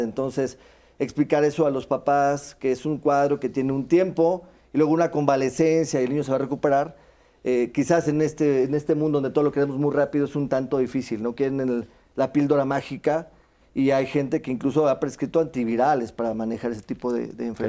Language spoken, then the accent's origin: Spanish; Veracruz, Mexico; moved away; yo soy veracruzano